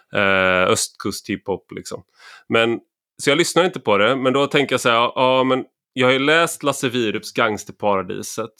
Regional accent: Gothenburg, Västra Götaland, Sweden; när jag växte upp i Göteborg

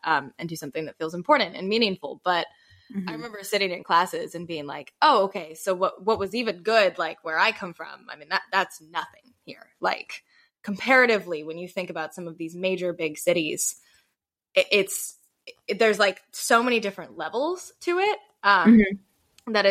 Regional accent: United States; me growing up in the Carolinas

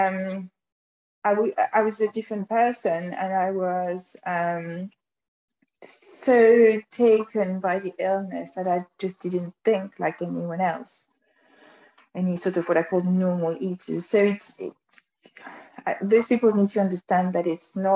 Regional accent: France; accent: French; English is a second language; moved away; with my funny French accent

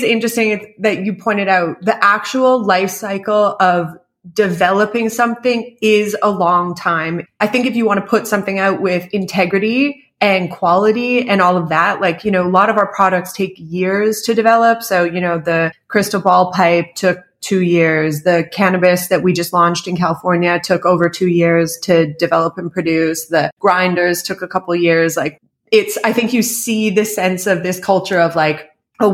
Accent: Canada; I am originally Canadian

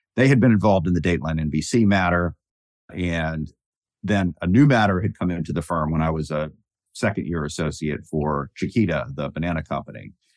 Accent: Fredericksburg, Virginia, United States; I grew up in Fredericksburg, Virginia, about an hour south of D C

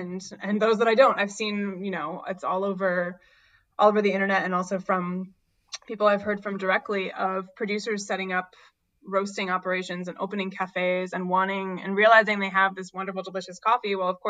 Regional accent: New Hampshire, United States; Again, I grew up in New Hampshire and we have some delicious dark roasts up there in the winter

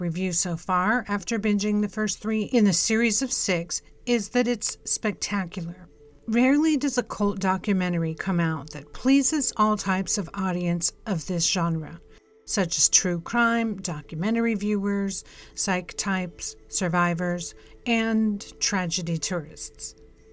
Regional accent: California, United States; as a person who's grown up and born and raised in California

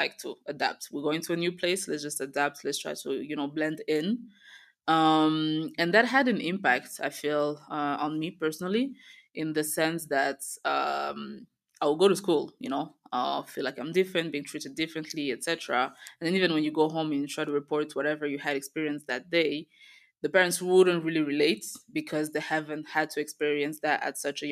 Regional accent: Belgium; moved away as an adult; also born or lived in Rwanda; now in Kigali, Rwanda; I was born in Rwanda and we moved to Belgium when I was a baby. I grew up in Belgium

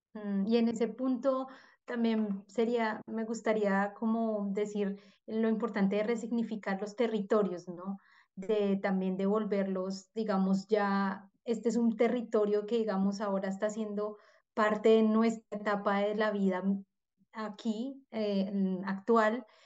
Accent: Colombia; now in Dresden, Germany; hay varias que somos de Colombia

